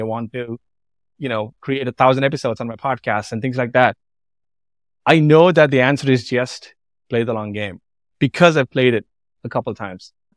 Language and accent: English; Andhra Pradesh, India; moved away as an adult; also born or lived in Nashville, Tennessee; now in United States; I grew up in a tiny village, in an obscure village called Bomoro